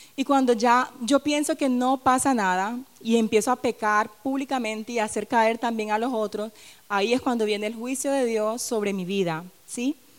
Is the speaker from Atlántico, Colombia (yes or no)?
yes; Barranquilla, Atlántico, Colombia; moved away; en mi tierra, en Barranquilla